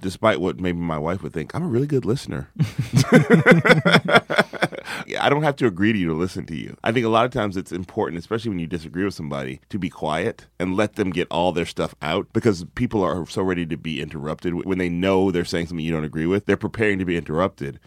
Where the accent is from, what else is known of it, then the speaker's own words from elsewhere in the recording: the South, United States; now in Oakland, United States; I'm from the South.